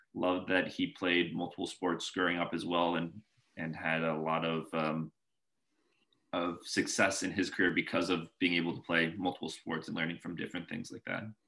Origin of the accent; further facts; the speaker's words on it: Northern Virginia, United States; also born or lived in Boulder, Colorado / Seattle, Washington; I was born in Boulder, Colorado. Stayed there okay. for the first six years of my life, and briefly hopped over to Seattle, and then found myself in um, kind of the Northern Virginia area, Arlington, McLean, Herndon, Reston, that that area over there